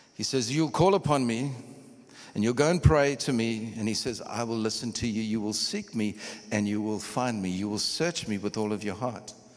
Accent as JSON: {"language": "English", "town": "Durban", "region": "KwaZulu-Natal", "country": "South Africa", "also_born_or_lived": "Copperbelt, Zambia / Kitwe, Zambia / Pretoria, South Africa", "said": "I'm from Durban"}